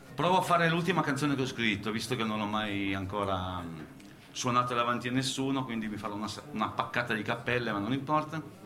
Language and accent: Italian; Piedmont, Italy; io sono un piemontese